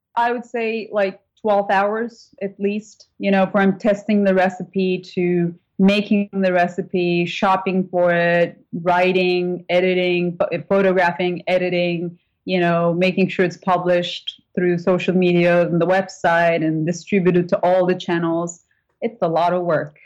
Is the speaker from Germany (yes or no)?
no; Turkey; English is a second language; moved away as an adult; also born or lived in British Virgin Islands; now in United States; we didn't eat bacon growing up in Turkey